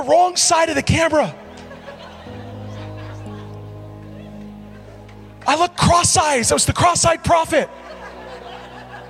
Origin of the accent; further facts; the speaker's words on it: Edmonton, Alberta, Canada; I'm from Edmonton